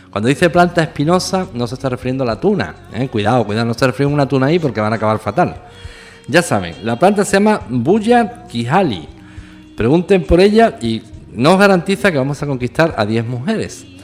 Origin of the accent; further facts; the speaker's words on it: southern Spain, Spain; No olviden nunca que somos latinos de cultura latina y todo esto, pues no tiene, eh, como dicen en mi tierra, tiene su mijilla de guasa, que dicen en el sur de España.